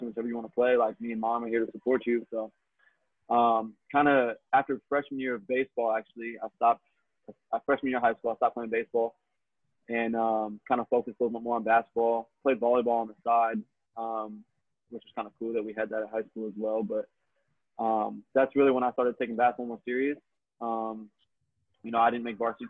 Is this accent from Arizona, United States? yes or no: yes; Phoenix, Arizona, United States; born and raised in Phoenix, actually. So I'm a native here